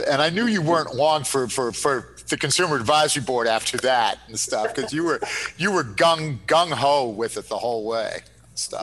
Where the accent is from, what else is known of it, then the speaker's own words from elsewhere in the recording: Connecticut, United States; moved away as an adult; I was a Connecticut guy that came up to go to Merrimack